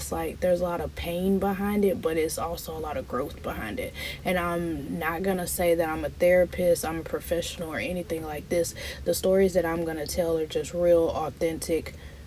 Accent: Broaddus, Texas, United States; moved away as an adult; also born or lived in Dallas, Texas; now in Houston, United States; all my life I stayed in a small town, Broadus, Texas, San Augustine, Texas. It's a really small town where everybody knows everybody.

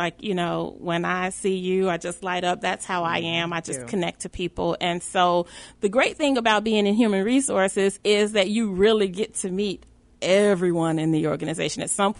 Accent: Dolton, Illinois, United States; born or raised there; also born or lived in Chicago, Illinois

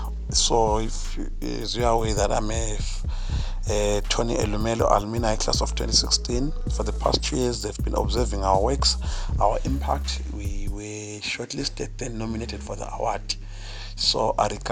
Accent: Bulawayo, Zimbabwe; Born and bred in Bulawayo, Global Citizen.

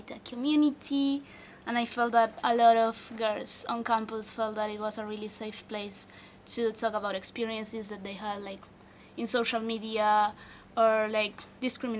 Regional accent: Argentina; now in Hong Kong; from Argentina

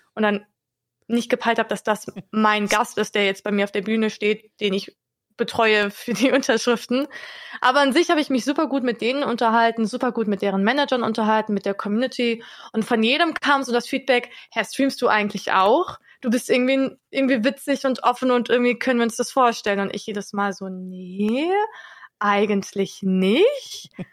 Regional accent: Wiesbaden, Hesse, Germany; also born or lived in Hannover; now in Hanover, Germany; wenn ich nach Wiesbaden fahre, meiner Heimat

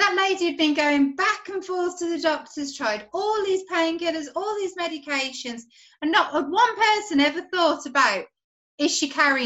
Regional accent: Birmingham, West Midlands, United Kingdom; I'm from Birmingham in the UK

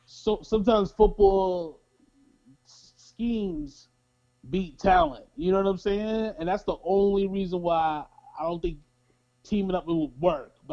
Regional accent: Kansas, United States; Oh no, I'm from Kansas.

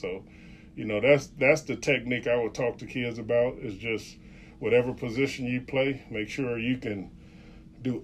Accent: Chicago, Illinois, United States; in Chicago, in my hometown

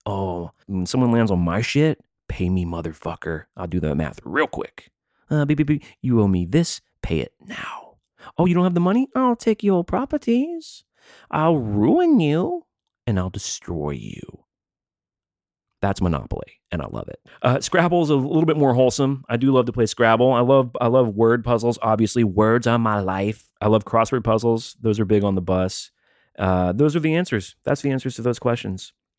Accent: American South, United States; I was ra- born and raised in the American South

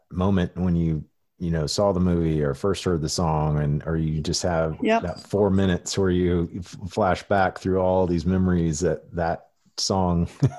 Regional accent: Midwest, United States; I grew up in the Midwest.

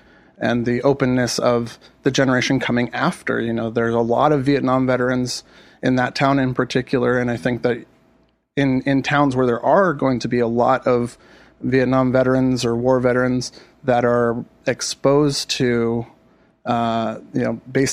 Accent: California, United States; I could speak from experience where I grew up in the Antelope Valley, traditionally very conservative part of, especially for California, very conservative state.

